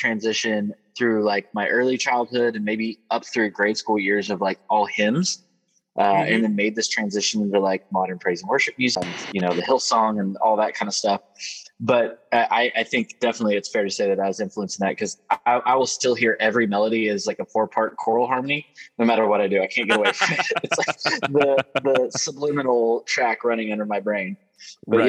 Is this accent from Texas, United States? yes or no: no; Oklahoma, United States; moved away as an adult; now in Kentucky, United States; So I grew up in Oklahoma, played music in the church, you know, most of my life